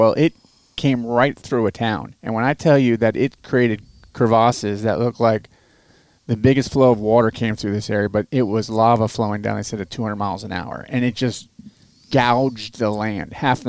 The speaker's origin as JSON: {"language": "English", "region": "Florida", "country": "United States", "tie": "born or raised there", "said": "grew up in Florida. It's flat. There's no mountains, so..."}